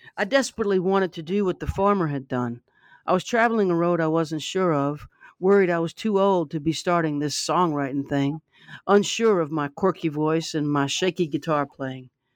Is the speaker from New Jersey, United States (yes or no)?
no; Baton Rouge, Louisiana, United States; I grew up in Baton Rouge